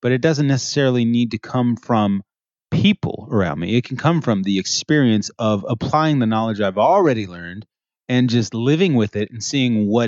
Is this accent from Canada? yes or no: yes; Montreal, Quebec, Canada; I was born in Montreal, Quebec, Canada